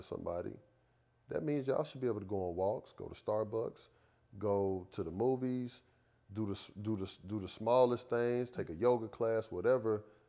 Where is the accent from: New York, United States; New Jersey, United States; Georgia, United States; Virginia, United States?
Georgia, United States; Atlanta; I'm from Atlanta.